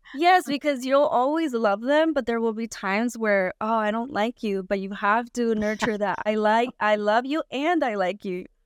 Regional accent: California, United States; also born or lived in Guanajuato, Mexico; I was born in Mexico, but I was raised in California

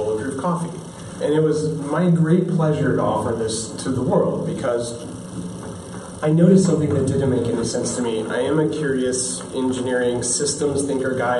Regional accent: United States; also born or lived in California; I'm American

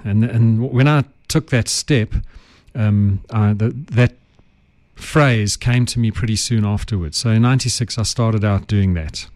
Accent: Johannesburg, Gauteng, South Africa; I have English roots. My ancestors were English, but I grew up in Joburg

